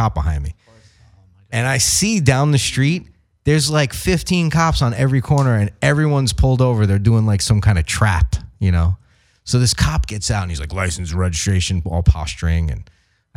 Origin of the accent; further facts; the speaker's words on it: New York, United States; I'm from New York